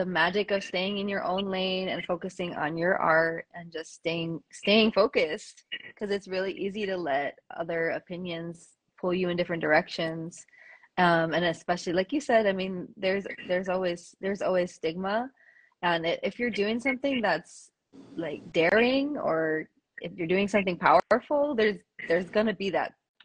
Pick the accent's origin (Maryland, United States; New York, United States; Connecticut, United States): New York, United States; New York City; I'm Puerto Rican as well, but I was born and raised in the Bronx, and I have never lived on island